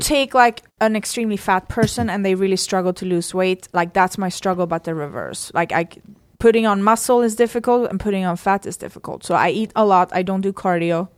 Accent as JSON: {"language": "English", "country": "Sweden", "moved": "yes", "said": "I come from Sweden. We have a whole different mentality"}